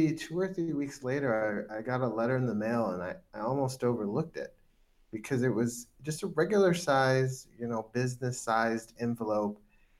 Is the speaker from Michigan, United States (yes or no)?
yes; Lansing, Michigan, United States; now in Sacramento, United States; So I grew up in Lansing, in the south side of town, near Miller and what's now called Martin Luther King Road. And, you know, I went to school in Lansing, and for many years, I lived on the south side of Lansing